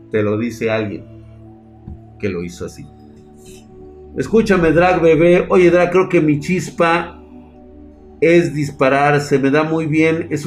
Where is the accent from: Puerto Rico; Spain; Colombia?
Colombia; devolviendo la tierra que los violentos le quitaron a otros como a mi papá, y me siento realizado, soy colombiano.